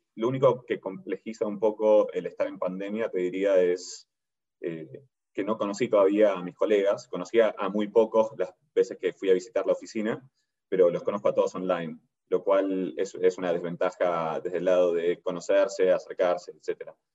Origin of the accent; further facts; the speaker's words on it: Argentina; moved away as an adult; now in New York, United States; En Sherman, de hecho, soy el único argentino actualmente